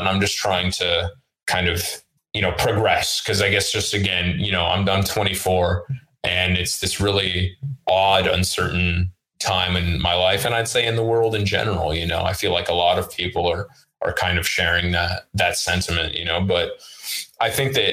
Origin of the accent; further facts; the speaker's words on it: Oakland, California, United States; first language Russian; English is a second language; moved away; I'm in from Oakland, okay. California